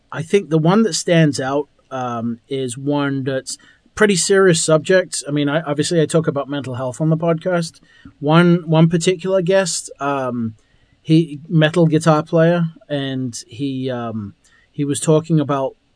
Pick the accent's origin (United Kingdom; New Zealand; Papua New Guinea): United Kingdom; England; I'm from England.